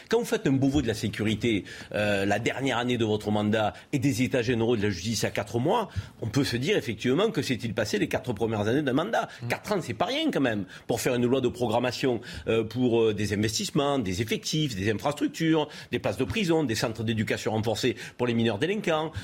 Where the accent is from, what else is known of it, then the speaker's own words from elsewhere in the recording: France; en tant que Français